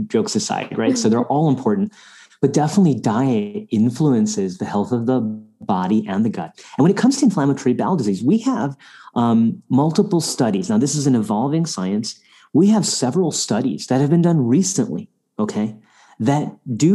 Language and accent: English; India; moved away; we go to South Asia, where I'm from, I'm Indian by birth